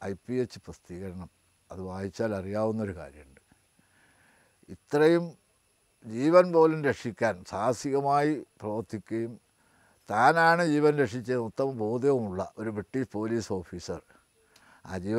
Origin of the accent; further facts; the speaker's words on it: Kerala, India; കാരണം ഞാൻ ജനിച്ചതും വളർന്നതും എൻ്റെ കുടുംബത്തിലെ എഴുപത്തിരണ്ടോളം പേര് മലബാർ